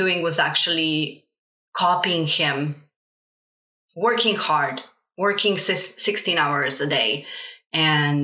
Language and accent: English; Slovenia; first language Slovenian and Bosnian; English is a second language; moved away as an adult; now in Stockholm, Sweden; I am an immigrant kid born in Slovenia to Bosnian parents. So I grew up as a bilingual, Slovenian and Bosnian